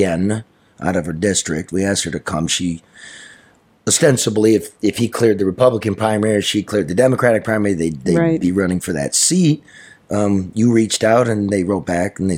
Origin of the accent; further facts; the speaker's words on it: Detroit, Michigan, United States; I grew up in the Detroit area